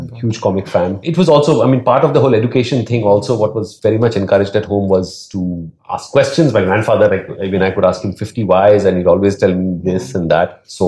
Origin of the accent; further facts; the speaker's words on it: Mumbai, Maharashtra, India; I grew up in Dadar, as she said, Matunga. So very much the heartland of Bombay.